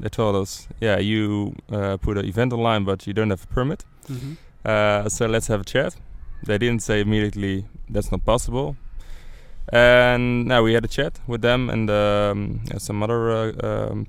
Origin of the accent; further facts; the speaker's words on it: Rotterdam, South Holland, Netherlands; I'm from Rotterdam. I grew up here nearby